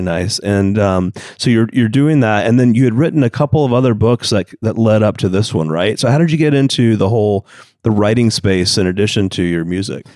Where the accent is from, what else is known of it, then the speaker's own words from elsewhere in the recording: Atlanta, Georgia, United States; Atlanta, Georgia, of course, my hometown